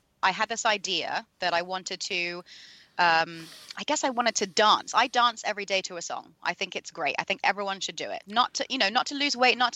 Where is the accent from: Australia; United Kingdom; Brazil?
United Kingdom; London; I was born in London, so, and educated there